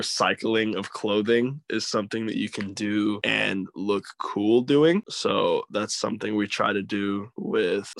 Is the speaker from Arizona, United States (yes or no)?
yes; Flagstaff, Arizona, United States; moved away as an adult; now in California, United States; I am born and raised in Flagstaff, Arizona, and I recently relocated to California.